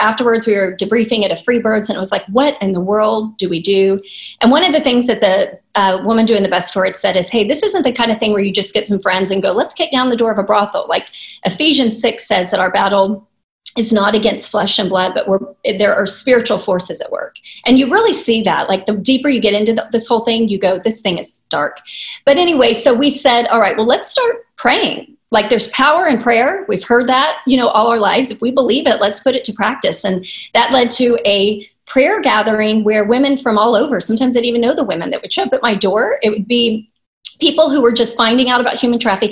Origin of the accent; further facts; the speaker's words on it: Houston, Texas, United States; I'm a native Houstonian, so maybe that's why I love it, because it's home